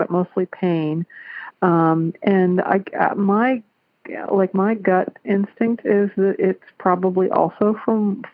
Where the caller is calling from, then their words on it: Clarksville, Ohio, United States; I'm calling from Clarksville, Ohio